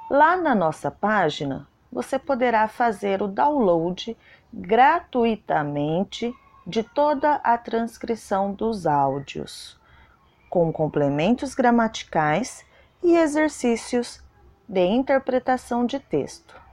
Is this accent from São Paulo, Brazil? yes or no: yes; Guarulhos, São Paulo, Brazil; sou de Guarulhos, São Paulo.